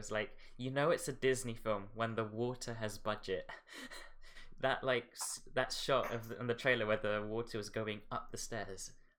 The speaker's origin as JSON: {"language": "English", "country": "Philippines", "said": "it's basically my culture because I'm from the Philippines"}